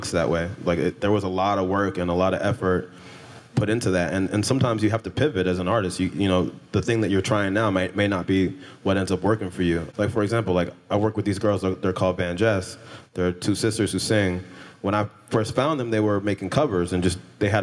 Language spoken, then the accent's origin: English; California, United States; I grew up in California